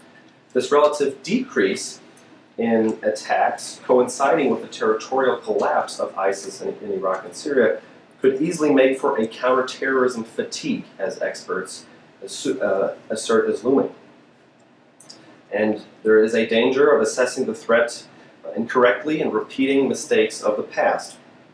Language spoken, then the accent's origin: English; Hamburg, Germany; moved away; my hometown of Hamburg